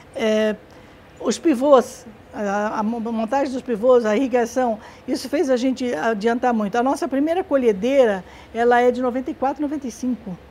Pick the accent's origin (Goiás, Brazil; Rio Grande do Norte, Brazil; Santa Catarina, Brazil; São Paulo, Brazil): São Paulo, Brazil; Tupã; moved away; Nós nascemos, os quatro filhos nascemos em Tupã.